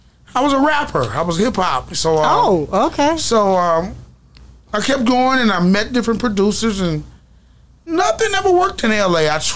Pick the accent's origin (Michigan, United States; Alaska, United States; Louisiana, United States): Louisiana, United States; Pine Grove; also born or lived in Colorado / Baton Rouge, Louisiana; I'm from Pine Grove, Louisiana.